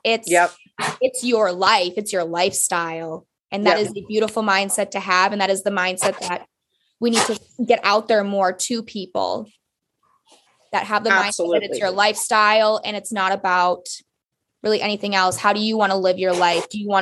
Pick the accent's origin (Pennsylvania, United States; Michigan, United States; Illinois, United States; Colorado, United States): Michigan, United States; Upper Peninsula of; I'm from the Upper Peninsula of Michigan